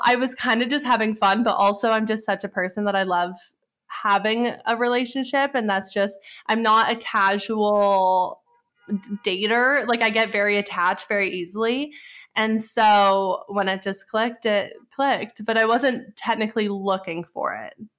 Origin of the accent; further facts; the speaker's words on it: Edmonton, Alberta, Canada; moved away as an adult; also born or lived in Arizona / Pittsburgh; my hometown, which is Edmonton